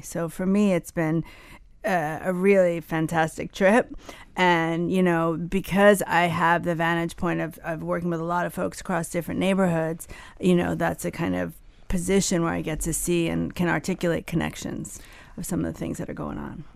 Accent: New Jersey, United States; also born or lived in Ann Arbor, Michigan; now in Miami, United States; I grew up in Jersey

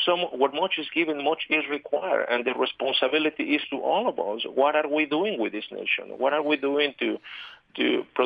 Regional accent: Mexico City, Mexico; moved away as an adult; now in Utah, United States; I was born and raised in Mexico City

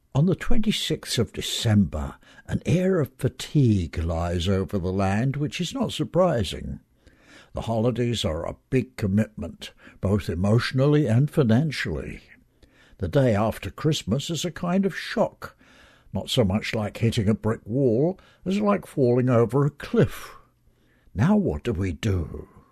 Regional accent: England, United Kingdom; moved away; when I was growing up in England

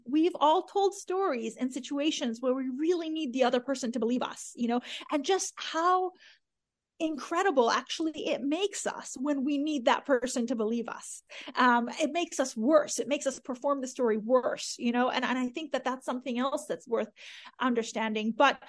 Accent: Iran; born there; I mean, I was born in Iran in 1979, which is right around, well, right when the revolution happened.

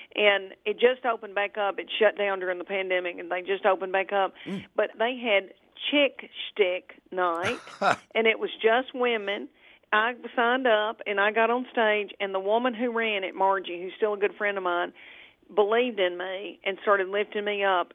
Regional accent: Adams, Tennessee, United States; also born or lived in Bowling Green, Kentucky; I was raised in Adams, Tennessee, which is on the Kentucky Tennessee border

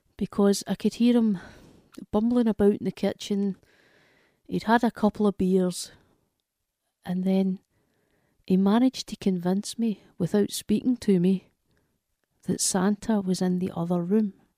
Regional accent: Glasgow, Scotland, United Kingdom; from Glasgow in Scotland

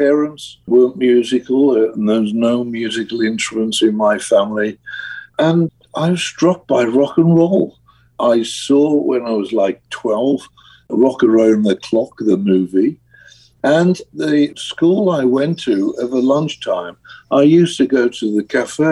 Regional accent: Birmingham, West Midlands, United Kingdom; I'm a kid from Birmingham, England, working class, council house, no money, self-taught musician

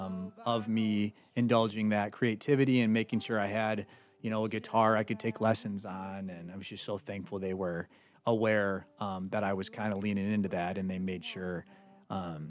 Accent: Rockford, Illinois, United States; moved away as an adult; also born or lived in Nashville, Tennessee; I was born and raised in Rockford, Illinois

